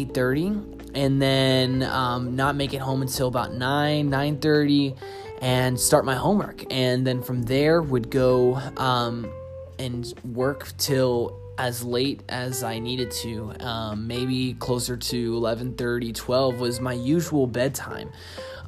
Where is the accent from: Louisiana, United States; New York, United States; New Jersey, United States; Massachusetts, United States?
Massachusetts, United States; Boston; also born or lived in Seattle; now in Austin, United States; I'm originally from Boston, moved to Seattle, danced there for 2 years, and then moved here to Austin where I live now